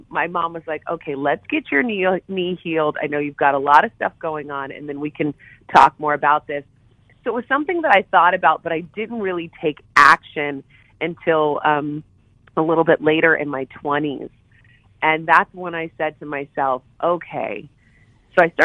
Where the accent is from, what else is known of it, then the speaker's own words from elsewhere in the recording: Morgantown, West Virginia, United States; growing up in Morgantown together